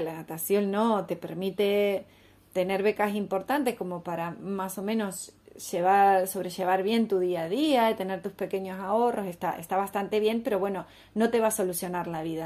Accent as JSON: {"language": "Spanish", "country": "Argentina", "said": "en un país como Argentina donde valoramos tanto"}